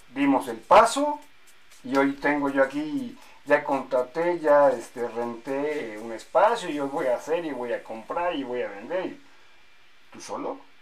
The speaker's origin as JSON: {"language": "Spanish", "country": "Mexico"}